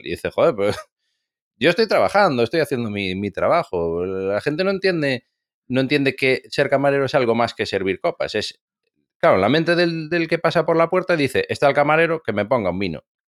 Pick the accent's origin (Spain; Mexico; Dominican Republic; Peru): Spain; Galicia